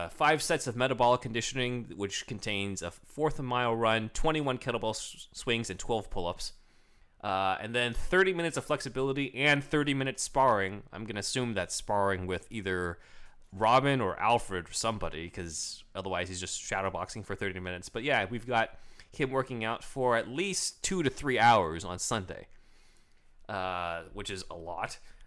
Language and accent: English; China; Who? Just my home country.